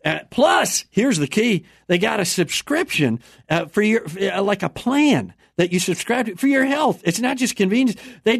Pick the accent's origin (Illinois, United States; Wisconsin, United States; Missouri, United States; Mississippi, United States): Wisconsin, United States; Chippewa Falls; I'm from Chamber Falls, Wisconsin.